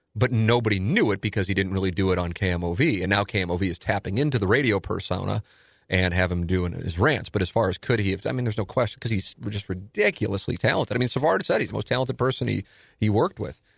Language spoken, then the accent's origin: English; St. Louis, Missouri, United States; also born or lived in Palm Beach County; I'm in my hometown and I'm doing radio